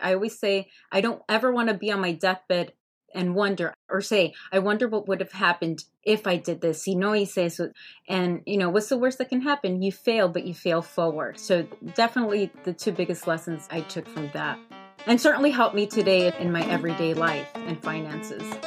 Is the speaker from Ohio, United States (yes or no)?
no; Hialeah, Florida, United States; I grew up in Hialeah, Florida